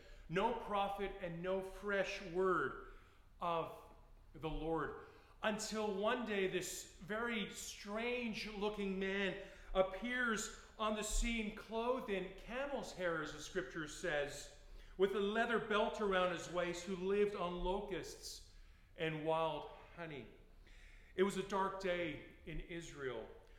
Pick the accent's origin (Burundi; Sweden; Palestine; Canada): Canada; I sound American, but I'm Canadian. Just thought I'd clarify that.